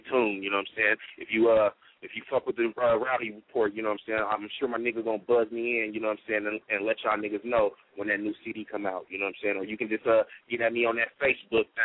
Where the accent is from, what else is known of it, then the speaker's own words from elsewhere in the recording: San Diego, California, United States; also born or lived in St. Louis, Missouri, United States; I grew up as a man out here in this motherfucking Dank City, Dago, 619 district